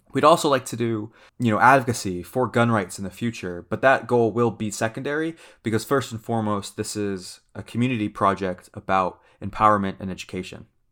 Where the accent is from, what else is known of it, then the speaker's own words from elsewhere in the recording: Central California, United States; I grew up in Central California, fairly liberal